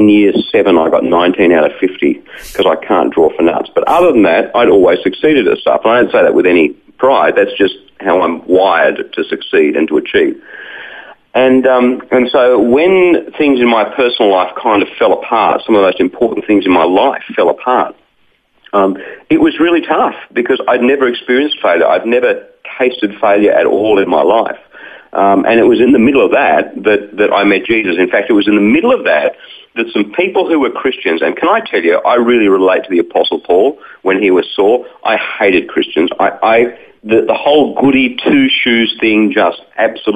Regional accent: Wollongong, New South Wales, Australia; I grew up in Wollongong, just south of Sydney

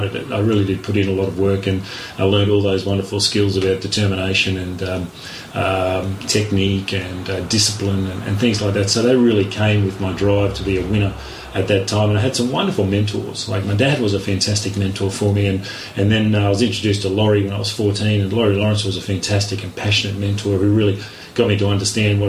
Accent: Rockhampton, Queensland, Australia; I'm a Queenslander born and bred. Queenslander first, Australian second. I did a lot of growing up in the beautiful subtropical, town of Rockhampton.

